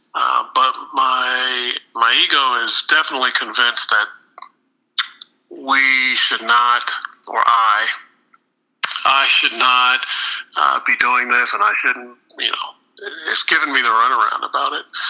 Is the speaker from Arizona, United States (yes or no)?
yes; Phoenix, Arizona, United States; moved away as an adult; now in Charlotte, United States; I've always been a West Coast guy. I'm from Phoenix, Arizona, which is where we first met in elementary school.